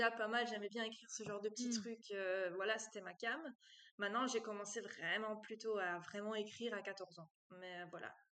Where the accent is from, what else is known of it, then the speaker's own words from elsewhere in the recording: Brussels, Belgium; accent: Brussels; Et comme j'ai eu cours ici à Liège et que je venais de Bruxelles, elle s'attendait à ce que j'ai vraiment l'accent euh, bruxellois, quoi.